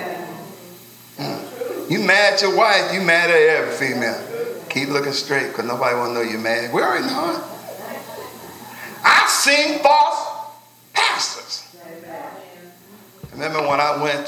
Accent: Cincinnati, Ohio, United States; I'm from Cincinnati

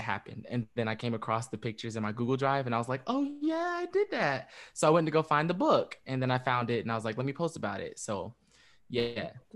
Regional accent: Fayetteville, North Carolina, United States; I was born in Fayetteville and, um, raised in Fayetteville.

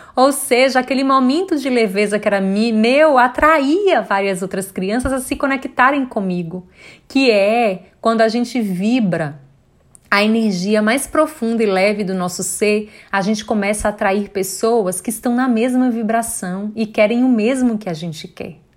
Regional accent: Bom Jesus da Lapa, Bahia, Brazil; now in Salvador, Brazil; Eu sou do interior, né? Eu sou de Bom Jesus da Lapa, moro hoje em Salvador

